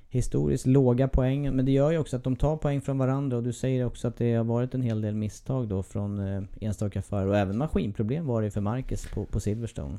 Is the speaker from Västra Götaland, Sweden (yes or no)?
no; Eskilstuna, Södermanland, Sweden; Det är min hemstad